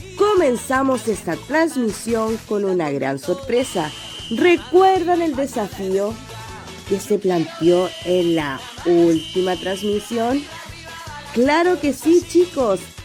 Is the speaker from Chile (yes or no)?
yes; Chile; nuestro país, de Chile